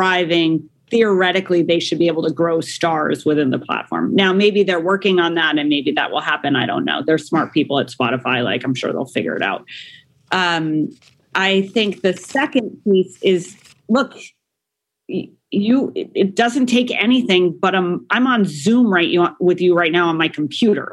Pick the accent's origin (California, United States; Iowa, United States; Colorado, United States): Colorado, United States; Denver; I was born in Denver, Colorado